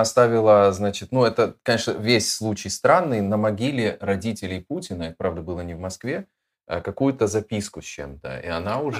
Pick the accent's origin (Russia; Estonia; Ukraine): Ukraine; Odesa, Odesa Oblast; поскольку я сам из Одессы